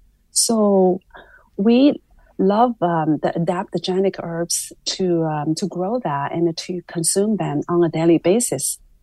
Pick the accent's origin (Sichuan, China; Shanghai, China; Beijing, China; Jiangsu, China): Shanghai, China; Oh, yeah, I grew up in Shanghai in the 70s, and there was still an instilled sense of value towards the health and longevity.